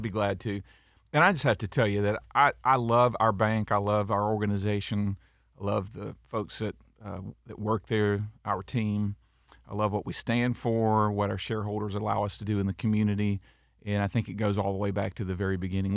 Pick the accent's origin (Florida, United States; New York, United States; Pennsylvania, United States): Florida, United States; Auburndale; also born or lived in Tennessee; I loved growing up in Auburndale